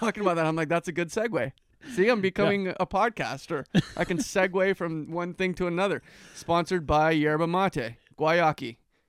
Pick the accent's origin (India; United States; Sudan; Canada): Canada; That's one of our natural resources as a Canadian.